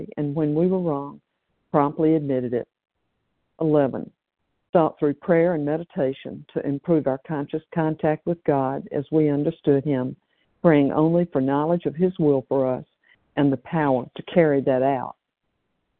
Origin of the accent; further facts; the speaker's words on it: Tennessee, United States; now in California, United States; I'm from Tennessee, but presently still in California.